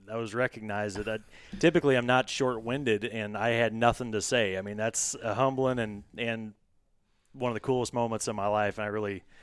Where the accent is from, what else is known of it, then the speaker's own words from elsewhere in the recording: Missouri, United States; and just you know you growing up in North Missouri where I'm from, um, in Missouri being a major cattle state